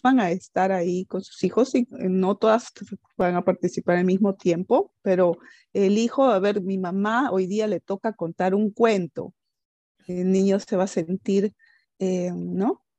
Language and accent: Spanish; Peru; first language Spanish; moved away as an adult; now in Netherlands; yo soy peruana